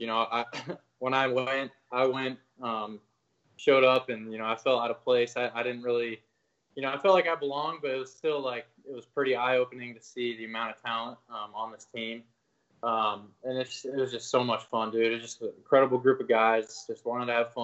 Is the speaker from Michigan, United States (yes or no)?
no; Denver, Colorado, United States; moved away as an adult; I grew up in Denver, Colorado